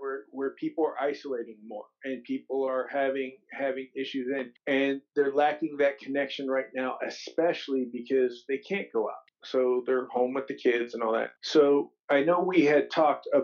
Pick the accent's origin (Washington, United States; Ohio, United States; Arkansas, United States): Ohio, United States; I grew up in Ohio